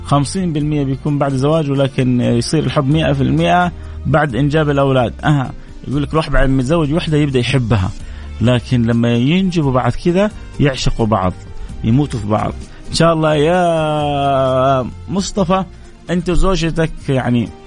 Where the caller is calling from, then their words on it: Dammam, Eastern Province, Saudi Arabia; السلام عليكم … من الدمام